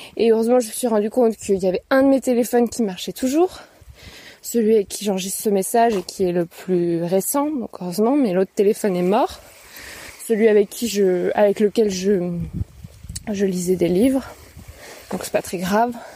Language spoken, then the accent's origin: French; Paris, Île-de-France, France; je suis une Parisienne